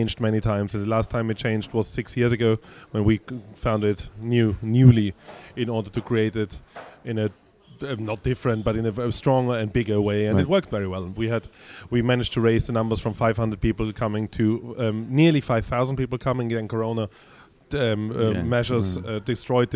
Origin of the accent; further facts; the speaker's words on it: Vienna, Austria; I was born and raised in Vienna, Austria